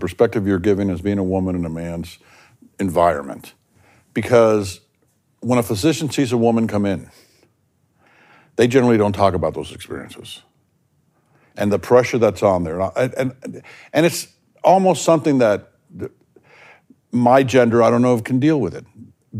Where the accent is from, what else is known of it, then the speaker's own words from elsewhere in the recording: the South, United States; I grew up in the South.